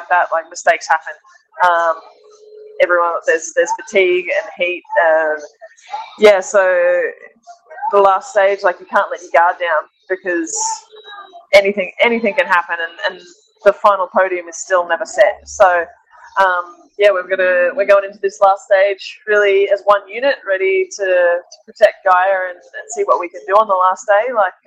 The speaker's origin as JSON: {"language": "English", "country": "Australia", "moved": "yes", "said": "I'm Australian, my family is a long way from Europe"}